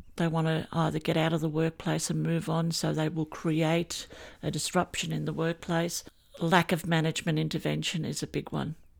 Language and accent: English; England, United Kingdom; now in Australia; I grew up in England, and I loved the bobbies, and I wanted to be a bobby one day. And then my family came over to Australia